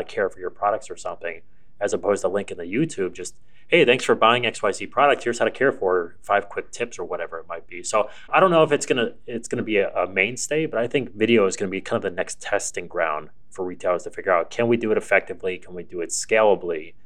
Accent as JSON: {"language": "English", "town": "Buffalo", "region": "New York", "country": "United States", "tie": "born or raised there", "said": "I grew up in Buffalo"}